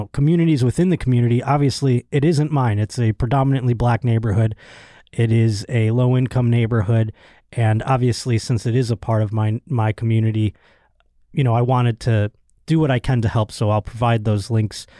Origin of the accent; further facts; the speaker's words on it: Buffalo, New York, United States; my hometown of Buffalo, New York